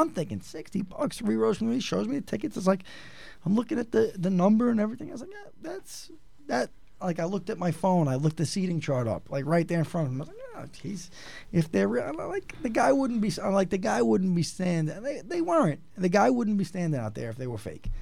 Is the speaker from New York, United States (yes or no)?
yes; New York, United States; we're from New York